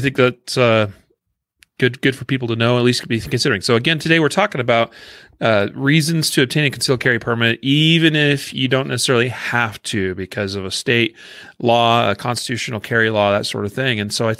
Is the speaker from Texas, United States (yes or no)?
no; Idaho, United States; I remember when Idaho passed their constitutional carry law, and since that's my home state, you know, where I grew up, I got a lot of family and friends there